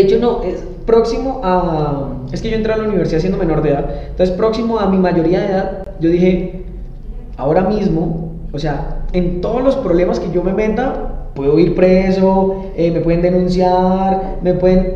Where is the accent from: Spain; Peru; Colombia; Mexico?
Colombia; Arauca; yo no soy de la capital, yo soy de Arauca